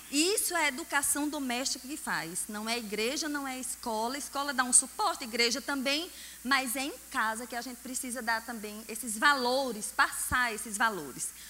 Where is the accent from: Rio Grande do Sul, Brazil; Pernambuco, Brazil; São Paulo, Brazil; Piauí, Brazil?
Pernambuco, Brazil; Caruaru; E olha que eu nasci em Caruaru.